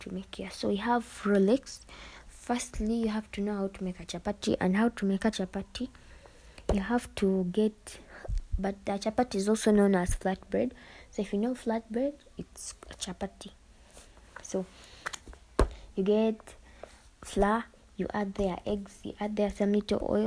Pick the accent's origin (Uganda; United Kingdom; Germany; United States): Uganda; I'm from Uganda.